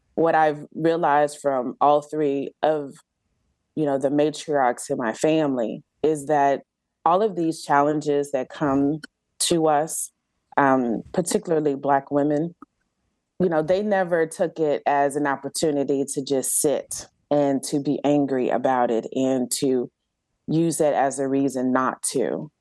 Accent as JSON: {"language": "English", "town": "Galveston", "region": "Texas", "country": "United States", "tie": "born or raised there", "moved": "yes", "lives_now": "Georgia, United States", "said": "I grew up on Galveston Island, which is an actual island um, um, off the coast of Texas"}